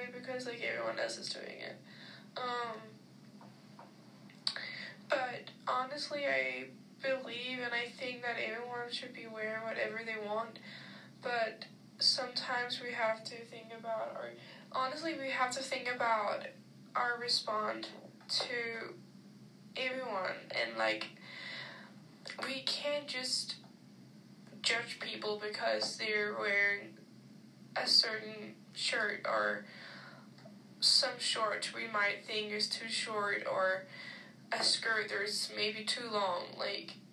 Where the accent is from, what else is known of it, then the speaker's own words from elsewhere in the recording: Denmark; moved away as an adult; now in Texas, United States; I'm from Denmark